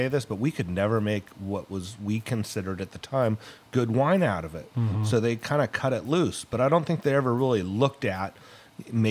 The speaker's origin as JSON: {"language": "English", "town": "Petaluma", "region": "California", "country": "United States", "tie": "born or raised there", "said": "I grew up in Petaluma"}